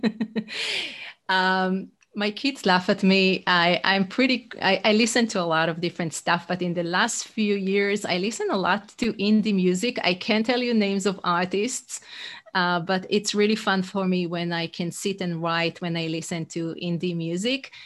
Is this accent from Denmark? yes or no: no; Israel; English is a second language; moved away as an adult; now in United States; I'm originally from Israel, but fifteen years in the U S.